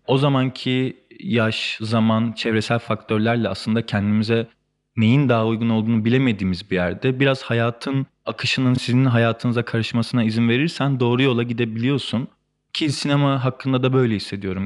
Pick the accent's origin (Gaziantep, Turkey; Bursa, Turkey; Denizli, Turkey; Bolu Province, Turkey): Bolu Province, Turkey; Bolu; moved away as an adult; also born or lived in Beypazarı, Ankara; now in Istanbul, Turkey; Beypazarı'nda doğdum. Ankara'nın ilçesinde. Ee, Beypazarı'nda 7 yaşına kadar yaşadıktan sonra ailemin işi gereği Bolu'ya taşındık. Ee, ortaokul ve lise hayatımı Bolu'da geçirdikten sonra üniversiteyi kazandığımda İstanbul'a geldim